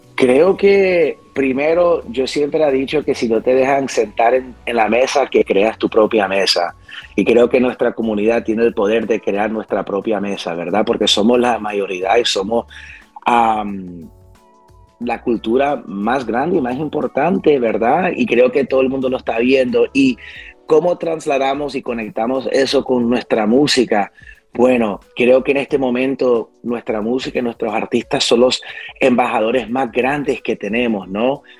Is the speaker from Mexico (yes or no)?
no; West New York, New Jersey, United States; Yo fui criado en un pueblecito que se llama West New York, New Jersey